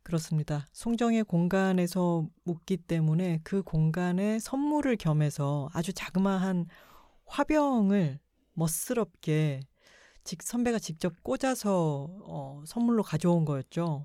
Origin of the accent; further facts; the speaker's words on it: Busan, South Korea; now in Seoul, South Korea; 부산 저희 고향을